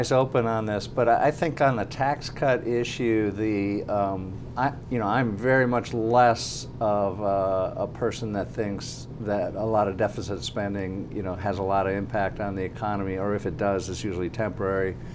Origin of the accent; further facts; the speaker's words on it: Minnesota, United States; moved away; I'm originally from Minnesota